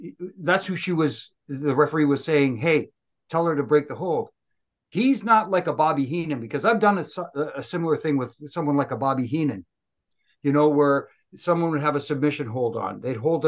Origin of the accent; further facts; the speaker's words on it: Canada; I'm Canadian.